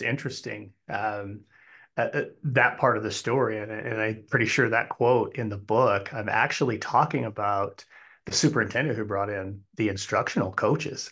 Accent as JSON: {"language": "English", "region": "Wyoming", "country": "United States", "tie": "born or raised there", "also_born_or_lived": "Arizona", "moved": "as an adult", "said": "we moved back to, uh, my home state of Wyoming"}